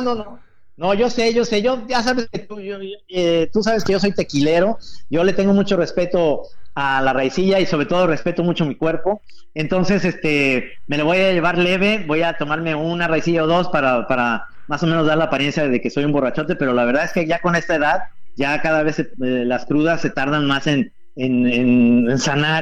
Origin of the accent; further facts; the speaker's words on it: Mexico; somos todos los mexicanos